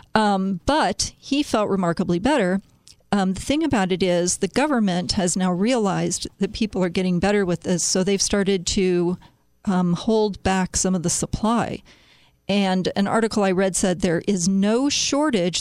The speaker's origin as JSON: {"language": "English", "town": "Chicago", "region": "Illinois", "country": "United States", "tie": "born or raised there", "said": "my hometown"}